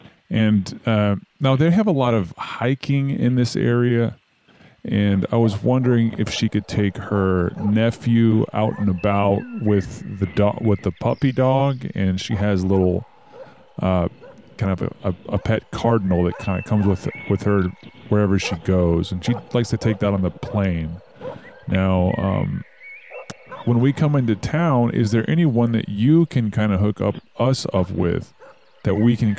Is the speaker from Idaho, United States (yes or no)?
yes; Polaris, Idaho, United States; I am from Polaris, Idaho. Out there near Tweedy Mountain.